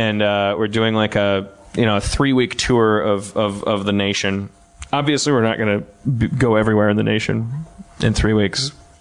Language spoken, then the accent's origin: English; New Orleans, Louisiana, United States; I am from New Orleans. Came up to Boston for Dan Harmon's show.